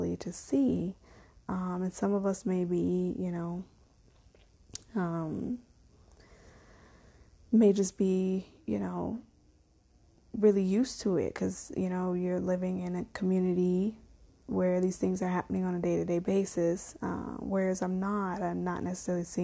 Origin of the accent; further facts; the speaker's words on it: Chicago, Illinois, United States; moved away; also born or lived in Las Vegas, Nevada; I lived in Vegas, but I grew up in Chicago.